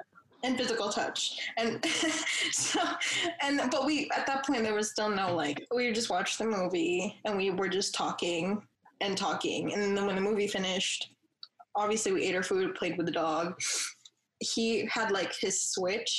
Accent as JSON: {"language": "English", "region": "New Jersey", "country": "United States", "moved": "yes", "said": "I'm from New Jersey. I didn't grow up here"}